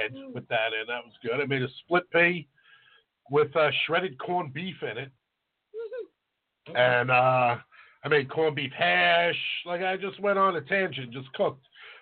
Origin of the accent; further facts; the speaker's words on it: United States; also born or lived in Florida; I grew up in Port Richmond